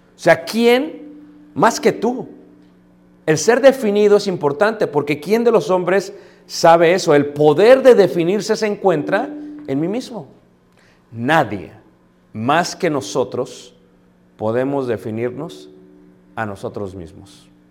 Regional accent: Mexico City, Mexico; yo soy de Ciudad de México, mi esposa es de León, Guanajuato

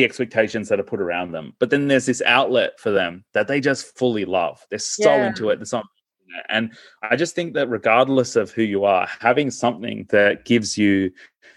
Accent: Melbourne, Victoria, Australia; also born or lived in India; we moved from India to Australia when I was 18 months of age, and we sort of grew up in Melbourne

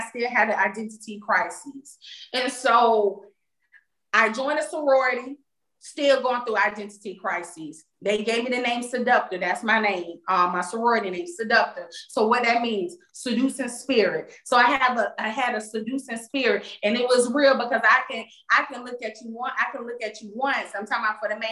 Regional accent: Florida, United States; moved away as an adult; I went to college far away, probably three states over from Florida, because I'm from Florida

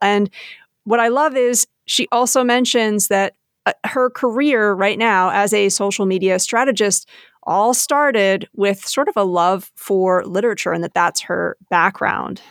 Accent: New Jersey, United States; I was born and bred in New Jersey

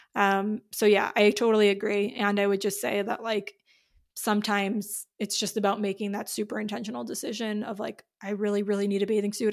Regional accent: New York, United States; I'm from New York

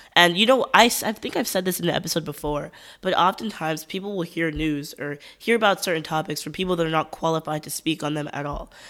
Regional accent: United States; As an American

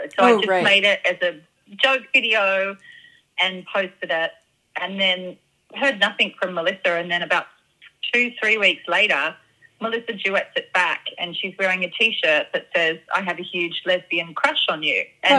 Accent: Australia; you know, she's Canadian, I'm Australian.

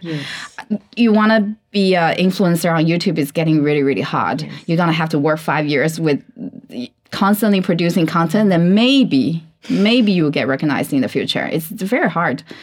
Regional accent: China; English is a second language; I learned English when I was like what 14, 13 mm. years old in China

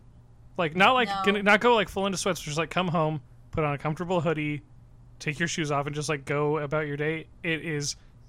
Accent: the Northwest, Pacific Northwest, United States; I'm from the Northwest.

